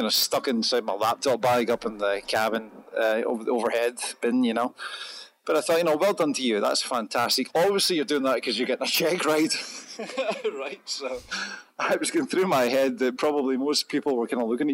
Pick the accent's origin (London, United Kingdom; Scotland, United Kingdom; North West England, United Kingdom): Scotland, United Kingdom; accent: Scottish; I'm Scottish